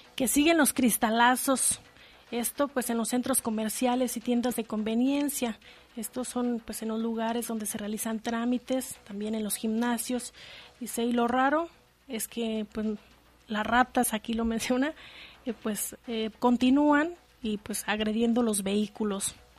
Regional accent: Michoacán, Mexico; moved away as an adult; also born or lived in Guanajuato; now in León, Mexico; yo soy de Michoacán, o sea, nací en Guanajuato, pero me fui a vivir a Michoacán, mis padres me llevaron muy joven

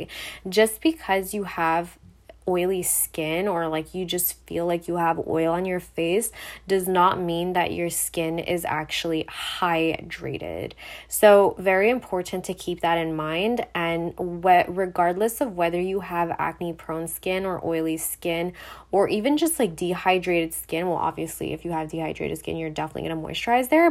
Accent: Montreal, Quebec, Canada; I'm from Montreal, so I do speak French

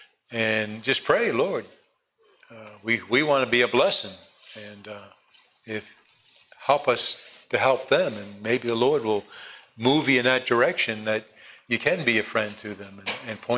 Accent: East Coast, United States; born or raised there; also born or lived in California

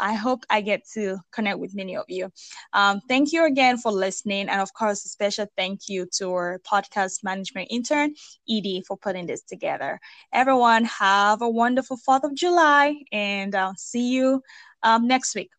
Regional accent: Nigeria; now in United States; I'm originally from Nigeria

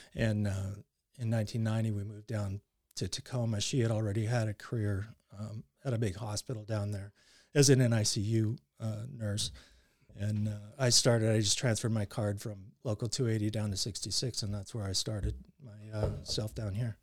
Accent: Surrey, British Columbia, Canada; born or raised there; also born or lived in New Westminster, Canada; now in United States

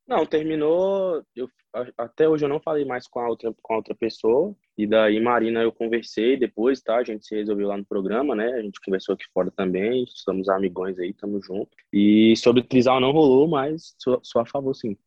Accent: Brasília, Federal District, Brazil; eu sou de Brasília

